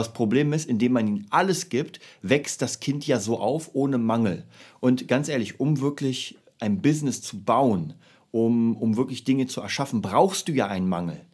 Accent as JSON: {"language": "German", "region": "Berlin", "country": "Germany", "said": "ich komme ja aus Kreuzberg"}